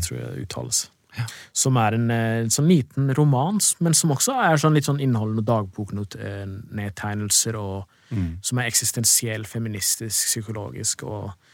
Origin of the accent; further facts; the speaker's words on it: Drammen, Buskerud, Norway; jeg er fra Drammen selv